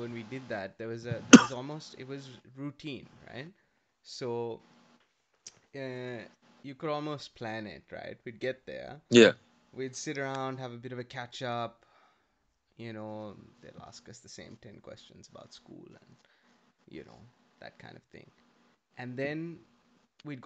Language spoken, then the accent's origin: English; Kandy, Central Province, Sri Lanka; now in Adelaide, Australia; I grew up in Kandy where, I don't think cable even came out for a decade after Colombo